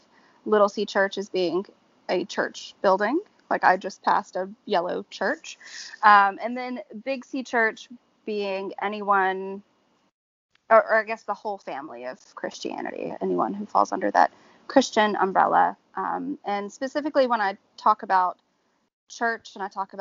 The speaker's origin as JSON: {"language": "English", "region": "Georgia", "country": "United States", "tie": "born or raised there", "moved": "yes", "lives_now": "New Orleans, United States", "said": "I grew up in Georgia, so it was very Baptist"}